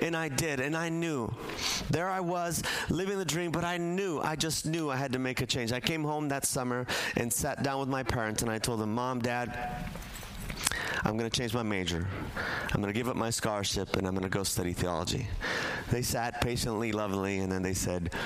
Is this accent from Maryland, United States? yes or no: no; National City, California, United States; I grew up here in San Diego, in National City, as a matter of fact, right behind the McDonald's on 16th Street.